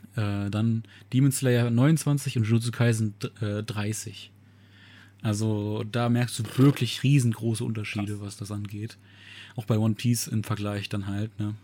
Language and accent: German; Germany; bei uns in Deutschland